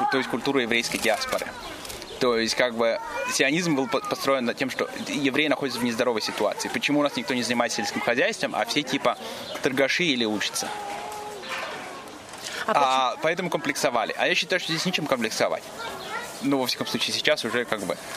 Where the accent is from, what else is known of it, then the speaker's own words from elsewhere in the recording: Israel; Смотри, дело в том, что я больше еврей, чем израильтянин я всегда, я всегда чувствовал себя больше евреем, чем израильтянином.